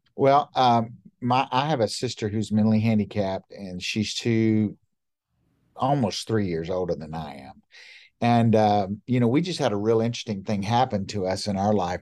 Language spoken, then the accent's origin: English; Montgomery, Alabama, United States; moved away as an adult; also born or lived in Baltimore; I was born and raised in Montgomery, Alabama